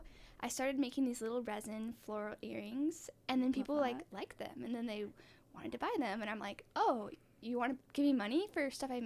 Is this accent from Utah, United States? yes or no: yes; West Jordan, Utah, United States; also born or lived in Salt Lake City, Utah / Sandy, Utah; I was born and raised in West Jordan. I've lived in Utah most of my life.